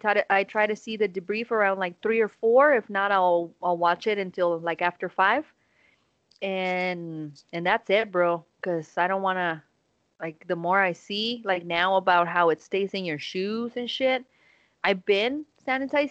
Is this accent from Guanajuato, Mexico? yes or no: yes; Guanajuato, Mexico; English is a second language; moved away; I had Guanajuato, my hometown